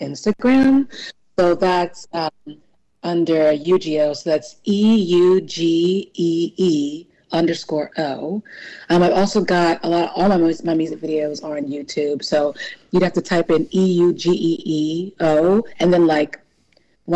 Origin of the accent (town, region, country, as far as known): New Orleans, Louisiana, United States; born or raised there; also born or lived in California / New York / Chicago; now in Philadelphia, United States